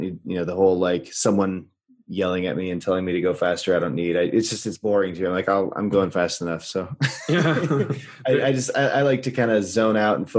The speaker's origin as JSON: {"language": "English", "country": "United States", "also_born_or_lived": "Brazil", "said": "Americans don't tend to learn languages when we're little"}